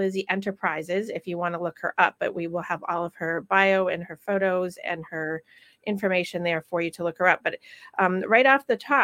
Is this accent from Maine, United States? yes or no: no; Rutland, Vermont, United States; my hometown and her hometown together in Rutland, Vermont. That's where we grew up together.